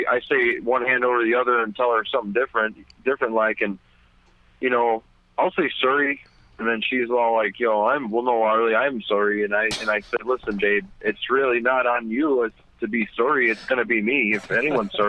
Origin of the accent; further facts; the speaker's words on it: Saskatchewan, Canada; moved away; also born or lived in Ontario; We used to live in Saskatchewan, way north